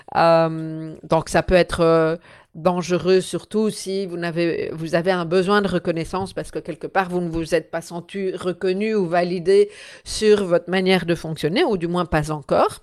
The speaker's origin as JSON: {"language": "French", "country": "Belgium", "said": "je suis belge"}